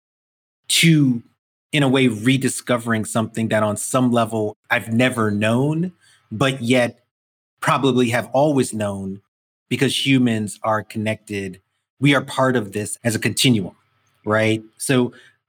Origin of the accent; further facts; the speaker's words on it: New York City, New York, United States; I grew up in Brooklyn, 70s and 80s, it's glass, concrete, you know, like just an urban environment